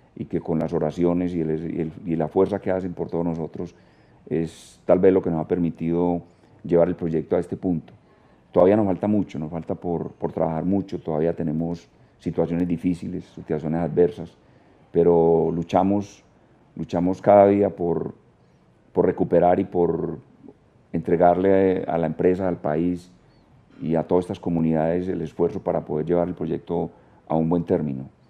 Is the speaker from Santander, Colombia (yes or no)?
no; Guatapé, Antioquia, Colombia; Yo soy de Guatapé, nací en Guatapé